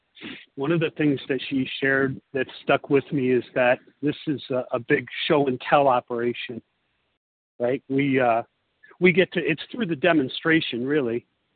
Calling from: Italy; I'm calling from Italy

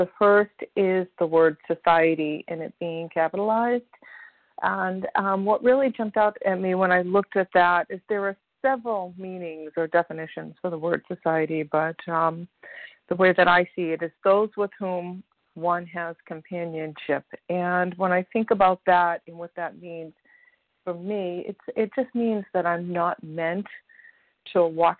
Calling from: Massachusetts, United States; grateful recovered compulsive overeater, and I'm calling from Massachusetts.

